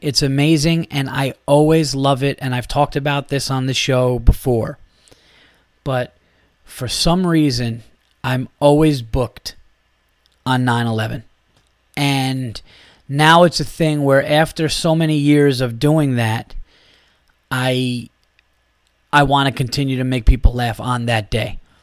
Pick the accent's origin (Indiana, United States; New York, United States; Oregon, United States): New York, United States; being a New Yorker